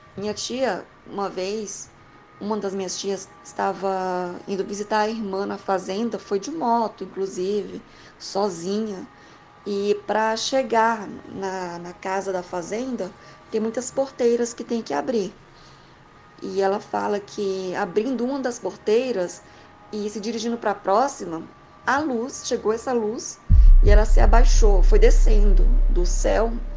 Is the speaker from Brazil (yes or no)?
yes; Goiás, Brazil; also born or lived in Maranhão (family origin); Eu sou de Goiás, estou em Goiânia, mas a minha família veio de lá.